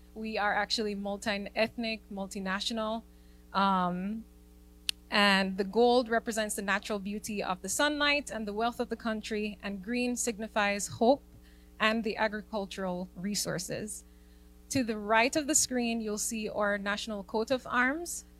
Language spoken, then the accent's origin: English; Jamaica; being a Jamaican